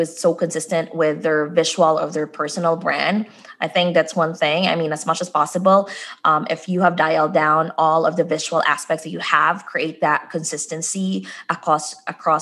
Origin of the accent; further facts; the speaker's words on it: Philippines; moved away as an adult; now in United States; when I came here in the US, I'm originally from the Philippines